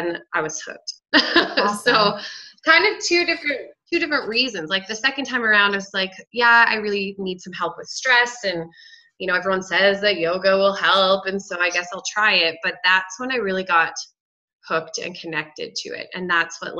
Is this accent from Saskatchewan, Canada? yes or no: yes; Saskatchewan, Canada; moved away as an adult; now in Medicine Hat, Canada; I grew up in Saskatchewan, but moved here to go to college